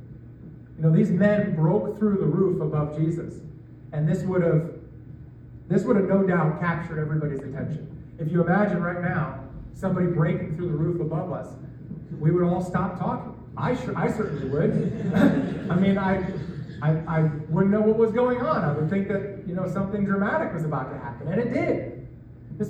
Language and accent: English; New York, United States; moved away as an adult; now in Iowa, United States; I grew up in New York, just outside the city, where there is traffic just about everywhere